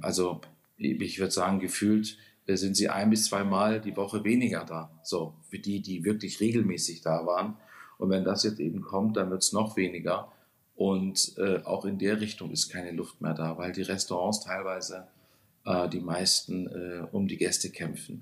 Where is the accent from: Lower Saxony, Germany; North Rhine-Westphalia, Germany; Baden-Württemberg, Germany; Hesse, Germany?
Baden-Württemberg, Germany; Konstanz; moved away as an adult; now in Hamburg, Germany; Ursprünglich bin ich geboren in Konstanz am Bodensee, also ein Badenser ganz gar nicht so weit weg von euch